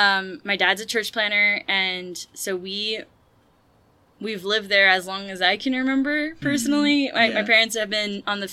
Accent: Marseille, Provence-Alpes-Côte d'Azur, France; also born or lived in Toulouse, France; I was born in Marseille, France, so that tends to be my childhood home, if I mm-hmm. think about it. And then I also lived in Toulouse, France, for an extensive period of time

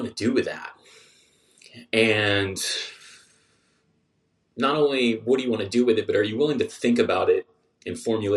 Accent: Southern California, United States; I was born and raised in Southern California

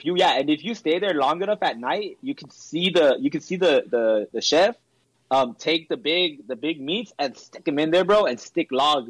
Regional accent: California, United States; I'm from California.

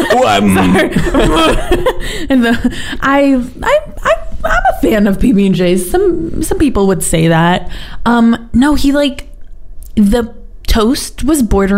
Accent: United States; moved away; so I am mixed Spanish and Puerto Rican, but like I grew up in the States and I feel that like I'm personally very aware of that.

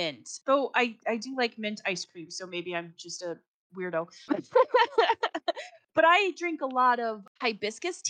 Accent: Chicago, Illinois, United States; I'm from Chicago

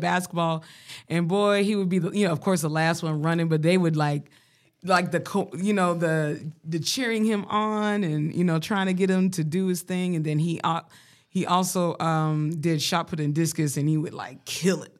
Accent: Colorado, United States; I grew up in Colorado, I grew up around black people

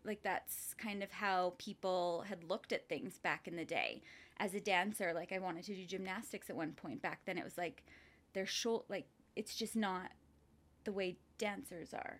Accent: Lethbridge, Alberta, Canada; moved away as an adult; also born or lived in Coaldale, Alberta / Vancouver, British Columbia; I grew up in Lethbridge and Coldale.

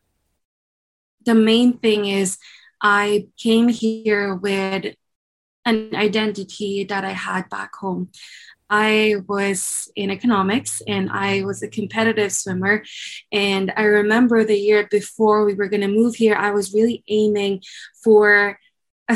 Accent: Philippines; moved away as an adult; now in Canada; I am from the Philippines, grew up and born and raised in the Eastern culture. And then when I was nearing my 20s, so I was around 19, I moved to Canada

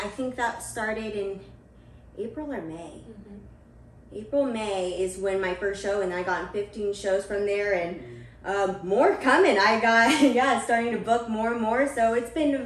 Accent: Portland, Oregon, United States; also born or lived in California; I was born in California, but I moved here when I was 12 years old, or probably even 10, and just lived in Portland, Oregon for quite a while now

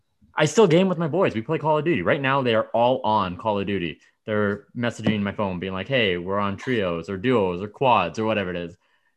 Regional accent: Medicine Hat, Alberta, Canada; I grew up in Medicine Hat, right?

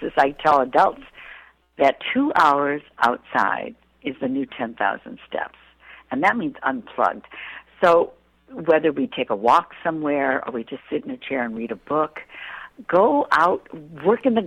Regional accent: Illinois, United States; moved away; I was raised in Illinois, so I know the Midwest.

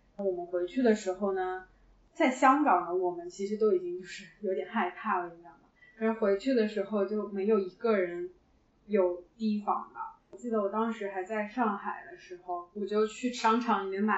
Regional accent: China; moved away as an adult; now in Hong Kong; 我是直接从老家飞回来的

